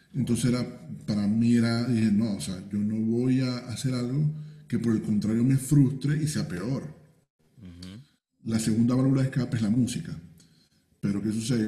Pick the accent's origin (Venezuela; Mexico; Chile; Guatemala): Venezuela; now in Peru; yo lo veo como venezolano